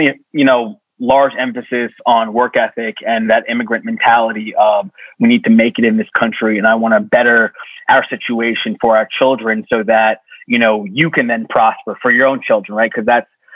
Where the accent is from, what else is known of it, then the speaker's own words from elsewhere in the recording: Long Island, New York, United States; I grew up on Long Island